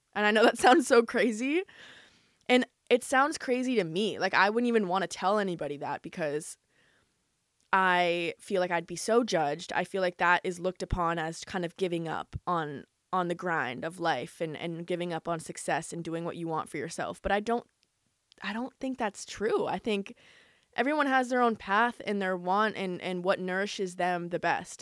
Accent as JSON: {"language": "English", "country": "United States", "tie": "born or raised there", "lives_now": "Los Angeles, United States", "said": "Growing up in America, especially living in L"}